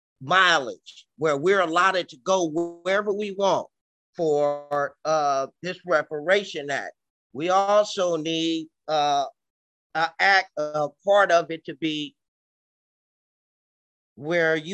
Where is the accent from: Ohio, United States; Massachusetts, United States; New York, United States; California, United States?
California, United States; San Francisco; I was born and raised in San Francisco